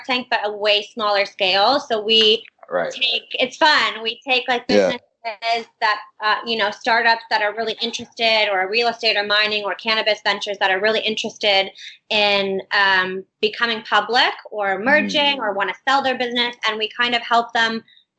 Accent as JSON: {"language": "English", "town": "Windsor", "region": "Ontario", "country": "Canada", "tie": "born or raised there", "moved": "as an adult", "lives_now": "Toronto, Canada", "said": "growing up in Windsor, it's a small enough town"}